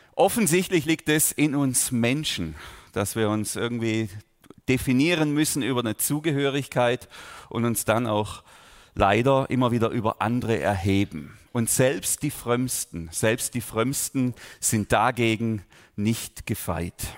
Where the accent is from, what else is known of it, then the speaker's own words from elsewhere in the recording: Überlingen, Baden-Württemberg, Germany; ich bin ja ganz unmittelbar hier in der Nähe der Lindenwiese aufgewachsen, da unten in Bambergen auf einem Bauernhof